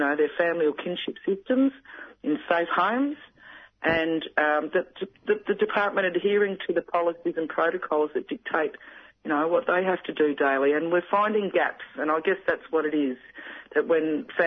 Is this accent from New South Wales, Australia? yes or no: no; Gippsland, Victoria, Australia; from Gunai Bidwell Woman down here in Gippsland